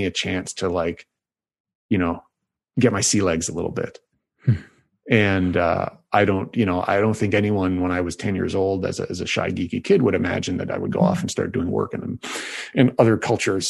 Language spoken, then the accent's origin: English; Toronto, Ontario, Canada; moved away as an adult; also born or lived in Hamilton, Canada / Princeton, United States; now in Vancouver, Canada; So I'm from Toronto, Ontario, Canada. So I am Canadian, and I went lived for 18 years there